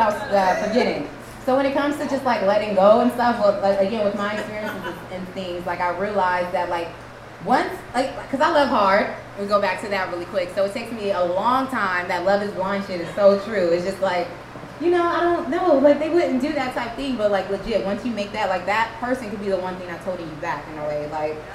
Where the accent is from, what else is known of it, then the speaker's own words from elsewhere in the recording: Compton, California, United States; I'm from LA, and for a long time, the way I spoke was my insecurity, because I'm from the hood, I'm from Compton